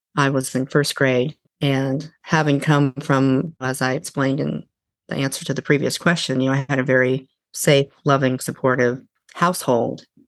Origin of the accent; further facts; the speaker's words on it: a small town outside of Eugene, Oregon, United States; moved away as an adult; also born or lived in California; now in Washington, United States; I grew up in a small town outside of Eugene, Oregon, and lived there really until my early 20s